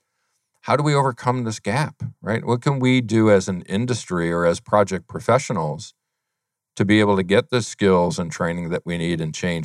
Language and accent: English; Albany, New York, United States; I'm a upstate New Yorker from the Albany area